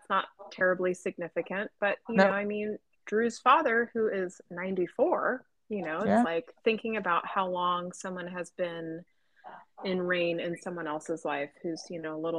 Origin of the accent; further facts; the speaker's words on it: Canada; I have dual citizenship, I'm Canadian